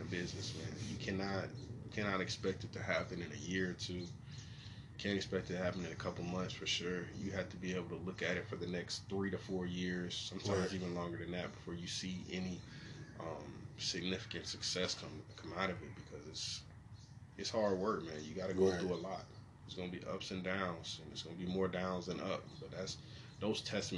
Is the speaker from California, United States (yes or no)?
no; Cobb County, Georgia, United States; I'm from the Cobb area.